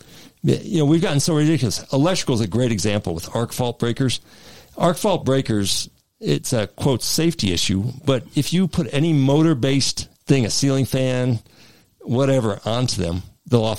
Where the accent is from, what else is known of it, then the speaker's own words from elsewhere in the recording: Texas, United States; now in Arizona, United States; I grew up in Texas